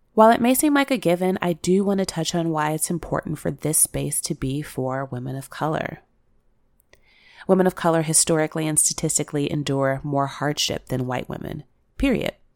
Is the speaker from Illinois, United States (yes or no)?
yes; Chicago, Illinois, United States; I grew up in Chicago